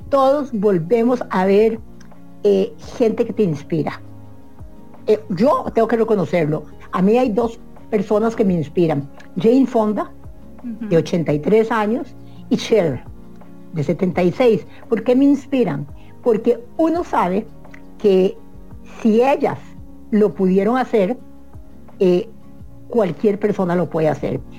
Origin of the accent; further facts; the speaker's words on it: Costa Rica; se, enteran que, que, vos sos costarricense y entonces ellos, el mismo sistema pone a la gente costarricense a verde